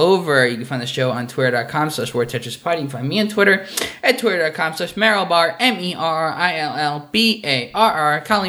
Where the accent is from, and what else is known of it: New York, United States; born or raised there; moved away as an adult